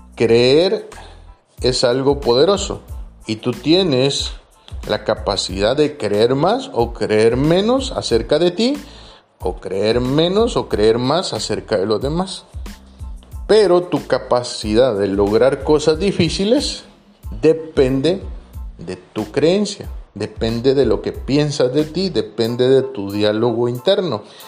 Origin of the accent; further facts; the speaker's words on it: Guatemala; moved away as an adult; now in Tarragona, Spain; yo lo he visto en mi país y lo he visto no solo en Guatemala, sino que lo he visto en Guatemala